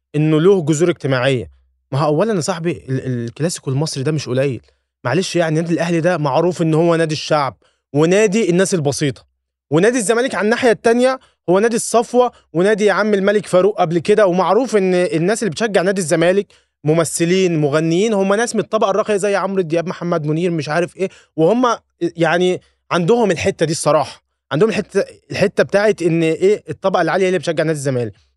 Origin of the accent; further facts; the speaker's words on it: Egypt; انا كمصري